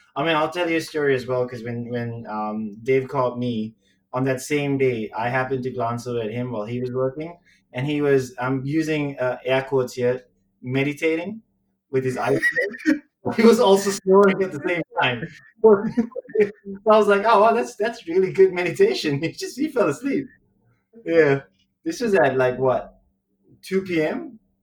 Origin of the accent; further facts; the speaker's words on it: Sri Lanka; moved away as an adult; now in Singapore; I'm Chinese who grew up in Sri Lanka. So my accent's really weird